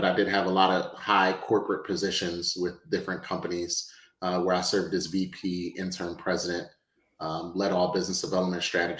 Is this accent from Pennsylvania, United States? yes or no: yes; Philadelphia, Pennsylvania, United States; also born or lived in Brooklyn, New York; I was born in New York because I was raised in Philly. So I'm definitely born in New York, but raised in Philly. I spent most of my life in Philadelphia. I came over here when I was about 1 year old.